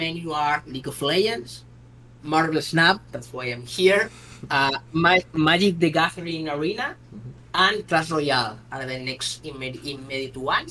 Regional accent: Spain; I'm from Spain

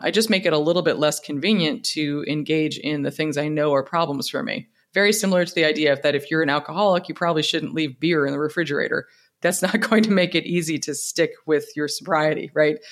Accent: United States; as an American

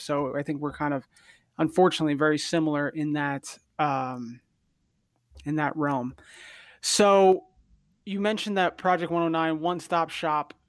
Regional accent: New Jersey, United States; also born or lived in Connecticut; I grew up in New Jersey

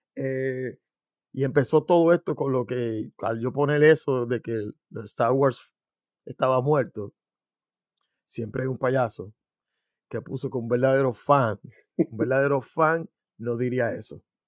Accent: Puerto Rico; yo soy puertorriqueño

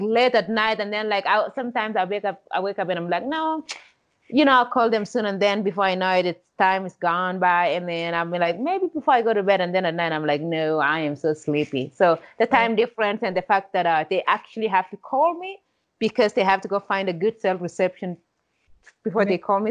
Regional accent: Kenya; now in United States; without growing up in Kenya, I don't know if I would be the person that I am today.

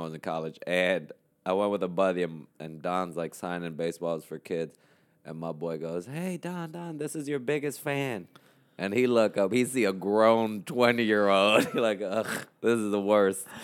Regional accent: Puerto Rico; English is a second language; moved away as an adult; also born or lived in New York / Florida; now in New York City, United States; I was born in New York, but I grew up in Puerto Rico

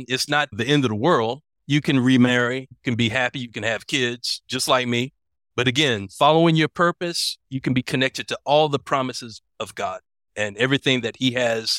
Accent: Atlanta, Georgia, United States; moved away as an adult; now in Colombia; I'm from Atlanta originally.

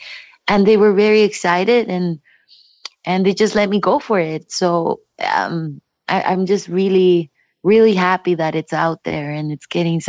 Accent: Mexico; English is a second language; now in Canada; because when I moved from Mexico to Canada, that's exactly how it felt. And still to this day, people ask me if I prefer Mexico or Canada.

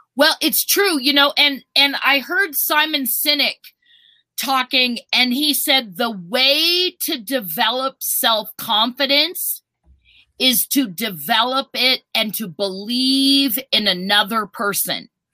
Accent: Minnesota, United States; now in Colorado, United States; I was born in Minnesota.

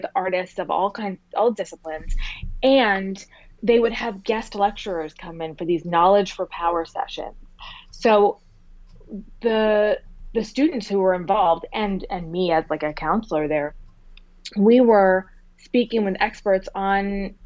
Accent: near Boston, Massachusetts, United States; I grew up near Boston

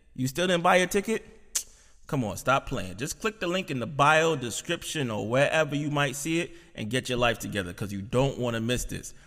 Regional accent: New York City, New York, United States; I'm from Brooklyn. My family's from Guyana.

